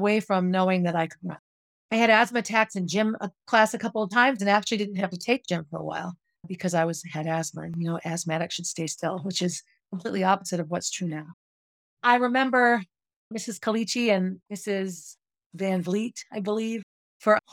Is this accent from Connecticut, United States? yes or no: no; Concord, New Hampshire, United States; I grew up on Essex Street in Concord.